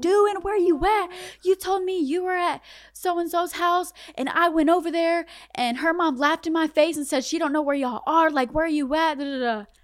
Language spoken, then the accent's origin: English; Bunnlevel, North Carolina, United States; also born or lived in Connecticut / Fayetteville, North Carolina / Spring Lake, North Carolina; they moved to North Carolina, and I grew up in Bun Level